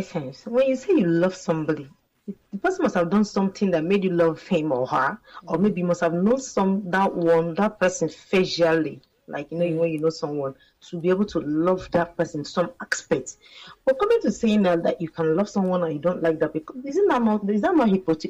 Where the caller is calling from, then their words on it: Maryland, United States; I'm calling from Lagos, Maryland.